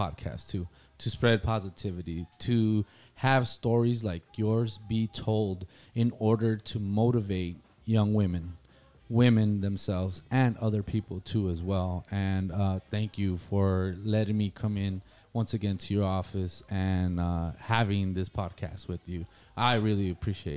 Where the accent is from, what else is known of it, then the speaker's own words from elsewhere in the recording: Nogales, Arizona, United States; We're from Nogales too as well